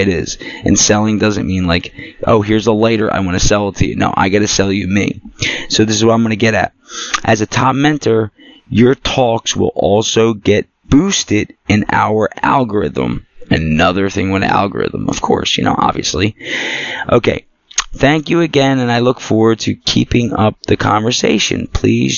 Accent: Philadelphia, Pennsylvania, United States; also born or lived in New Jersey; I'm from Philly. I'm a Philly Jersey mutt

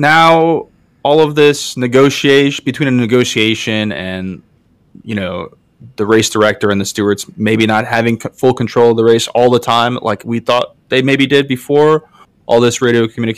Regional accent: New York, United States; As a New Yorker and as a Mets fan, I'm not a fan of the Yankees.

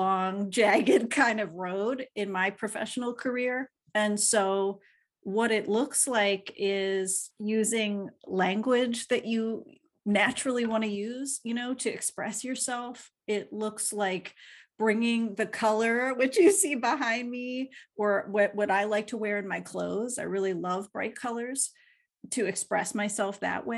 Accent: Philadelphia, Pennsylvania, United States; they raised us in Philly.

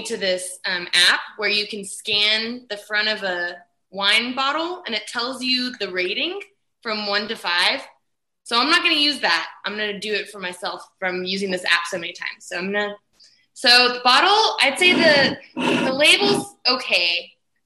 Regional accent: San Antonio, Texas, United States; born and raised in San Antonio

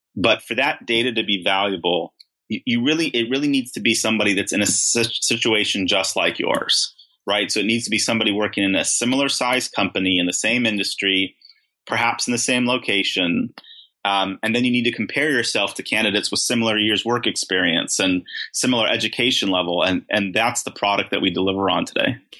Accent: Beverly Hills, California, United States; I grew up in Beverly Hills.

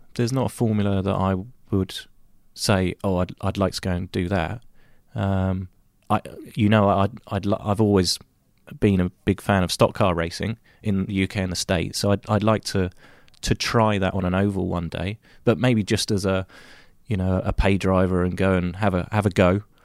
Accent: United Kingdom; moved away; in my home country, race on all the U K tracks again

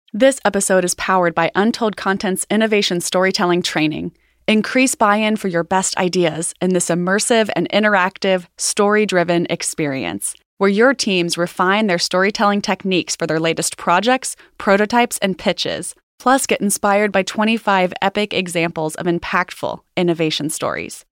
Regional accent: Cincinnati, Ohio, United States; I was born and raised in Cincinnati

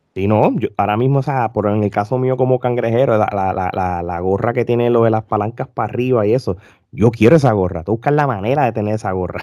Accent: Puerto Rico; now in United States; yo como puertorriqueño, súper fanático del baloncesto superior, me desconecté muchos años, vivo en los Estados Unidos

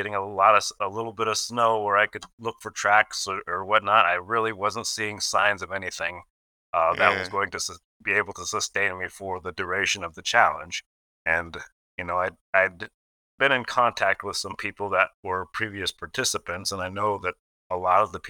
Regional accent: Gresham, Oregon, United States; born or raised there; also born or lived in Portland, Oregon

